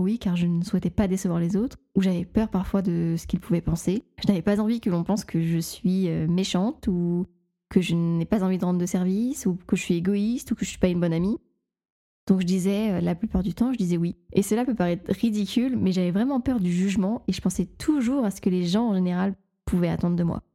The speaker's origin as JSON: {"language": "French", "area": "the North", "region": "Hauts-de-France", "country": "France", "accent": "Nord", "said": "mon accent du, du Nord euh, ressort"}